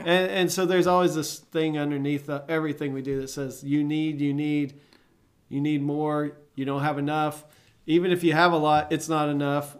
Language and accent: English; Arlington, Texas, United States; growing up in Arlington, Fort Worth, Dallas, Fort Worth area